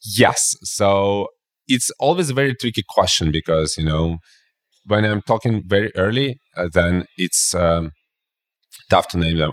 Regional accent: Belarus; I'm originally from Belarus

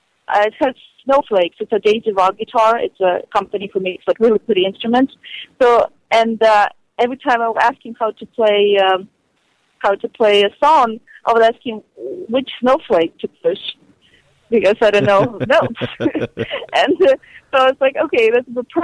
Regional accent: Ukraine; now in Hollywood, United States; I was a girl from Ukraine

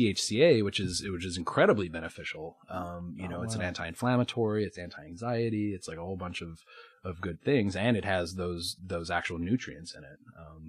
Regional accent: Colorado, United States; also born or lived in New York / Denver; I'm from Colorado

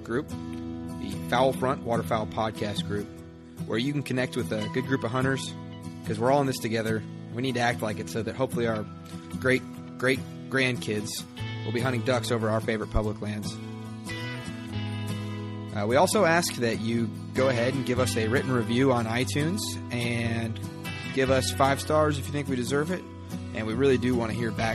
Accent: Nebraska, United States; I grew up in Nebraska.

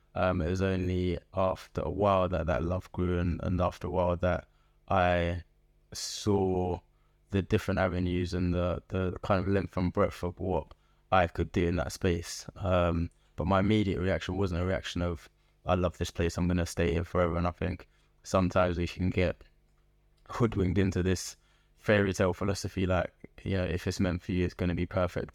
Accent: London, United Kingdom; moved away as an adult; also born or lived in Liverpool; now in Birmingham, United Kingdom; I was born in Liverpool to Nigerian immigrants. Um, and spent most of my life in Southeast London

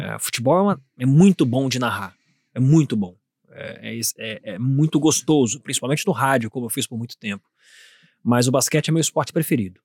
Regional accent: Minas Gerais, Brazil; pode ser de Minas Gerais também, minha terra natal

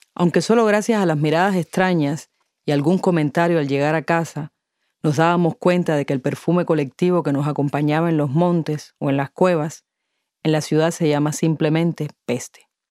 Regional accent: Havana, Cuba; Es la ciudad donde yo nací, donde he vivido la mayor parte de mi existencia. Es mi barrio y la alegría de sentirme grande porque me dejaran cruzar sola la avenida 41 para visitar a mi amiga de infancia

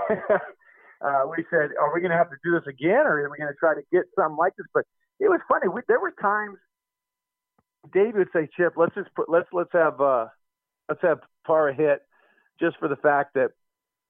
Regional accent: Cupertino, California, United States; I grew up in Cupertino at that time

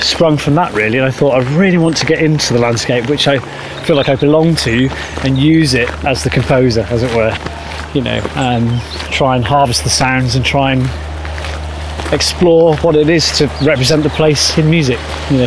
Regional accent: Shropshire, West Midlands, United Kingdom; moved away as an adult; also born or lived in Surrey; I'm from Shropshire, but I lived near London in Surrey for a decade

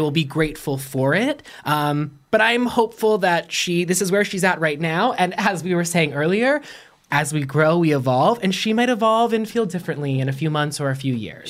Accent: Pittsburgh, Pennsylvania, United States; born and raised in Pittsburgh, Pennsylvania

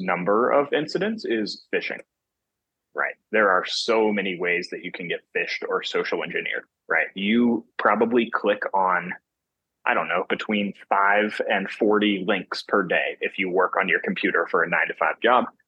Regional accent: North Carolina, United States; moved away as an adult; now in Salt Lake City, United States; I'm from North Carolina on the East Coast of the United States, and I've just moved to Salt Lake City, Utah, uh, for this first role

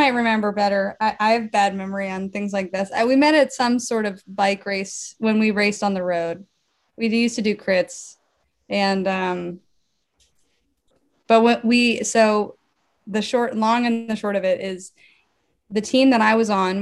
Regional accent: Arlington, Virginia, United States; moved away; also born or lived in San Diego; I'm from Northern Virginia, Arlington, right outside DC

